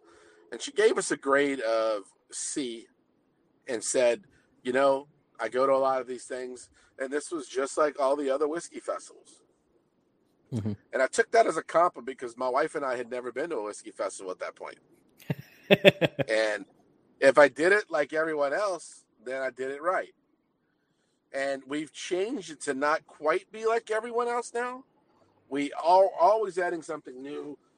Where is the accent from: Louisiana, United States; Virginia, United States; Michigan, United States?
Louisiana, United States; New Orleans; come from a large family here in New Orleans